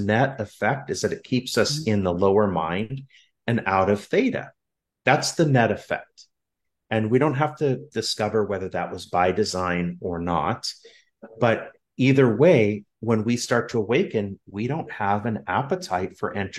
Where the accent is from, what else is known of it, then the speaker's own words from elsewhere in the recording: Southern California, United States; I'm from Southern California